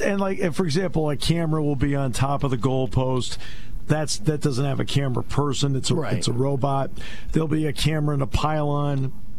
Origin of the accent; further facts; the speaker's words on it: Enfield, United States; moved away; We grew up in Enfield.